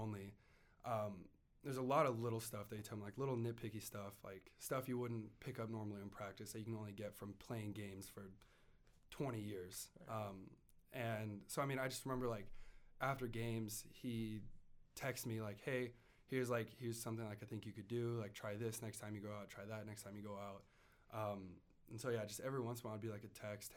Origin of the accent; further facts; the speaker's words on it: Idaho, United States; growing up in Idaho